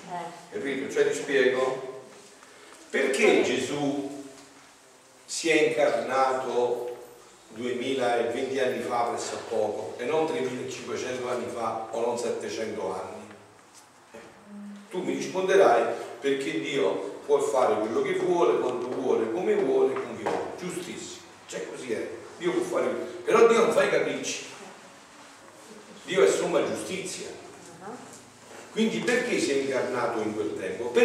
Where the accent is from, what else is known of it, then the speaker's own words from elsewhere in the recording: Italy; Eh, Grotta Ferrari in provincia